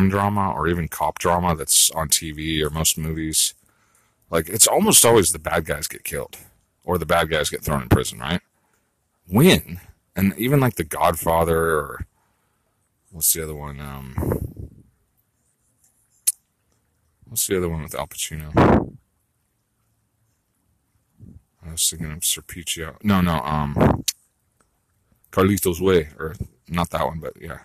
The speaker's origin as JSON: {"language": "English", "region": "California", "country": "United States", "tie": "born or raised there", "said": "I grew up in California"}